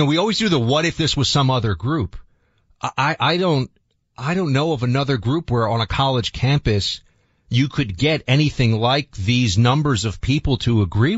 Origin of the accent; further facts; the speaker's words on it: New York City, New York, United States; I grew up in New York City